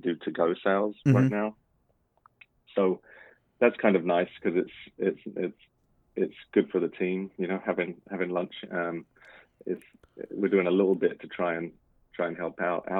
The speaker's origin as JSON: {"language": "English", "country": "United Kingdom", "moved": "as an adult", "lives_now": "Washington, United States", "said": "being a Brit"}